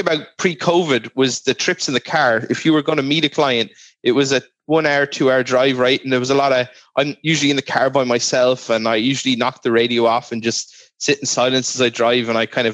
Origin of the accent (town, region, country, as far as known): Ireland; born or raised there